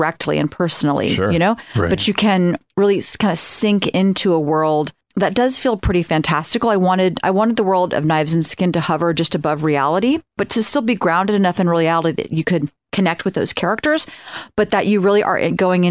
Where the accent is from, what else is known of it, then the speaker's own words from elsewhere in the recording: Ohio, United States; I'm from Ohio.